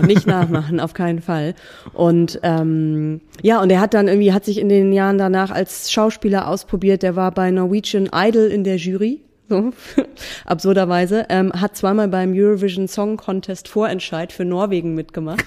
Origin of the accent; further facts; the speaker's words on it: Buxtehude, Lower Saxony, Germany; in Buxtehude, in meiner Heimatstadt